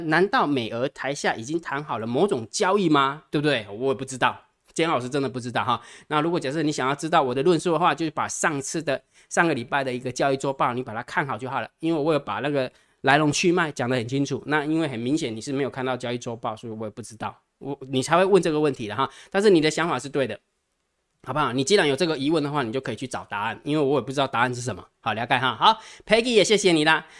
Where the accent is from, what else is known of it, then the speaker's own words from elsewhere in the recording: Taiwan; 我们台湾人